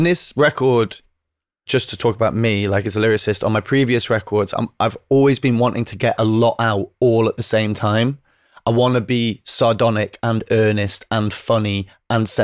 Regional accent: England, United Kingdom; accent: northern; when you grow up in the north

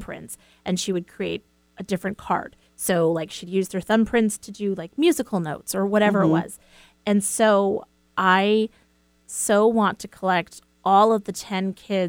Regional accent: East Coast, United States; I'm from the East Coast

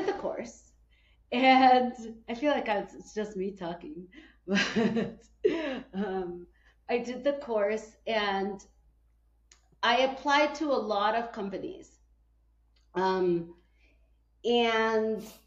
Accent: Guatemala; moved away; also born or lived in Chicago, United States; I was born in Guatemala, but then I moved to the United States and I lived 30 years

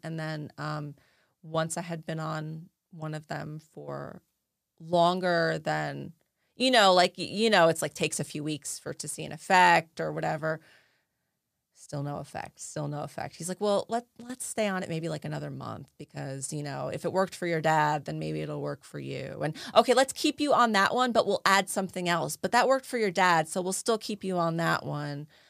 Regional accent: New Jersey, United States; growing up in New Jersey, I had a lot of Jewish friends

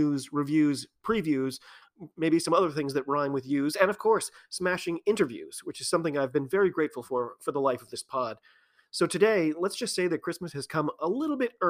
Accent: United States; I'm an American

